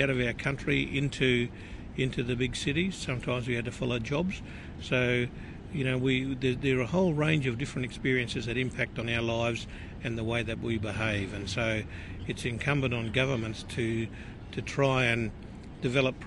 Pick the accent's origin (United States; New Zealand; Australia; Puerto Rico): Australia; southwest of Darwin, Northern Territory; Mum's country, which I grew up in, mostly was just southwest of Darwin